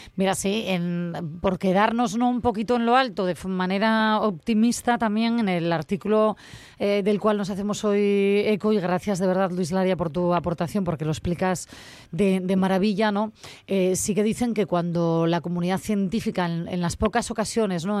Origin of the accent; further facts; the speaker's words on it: Asturias, Spain; yo como asturiana que soy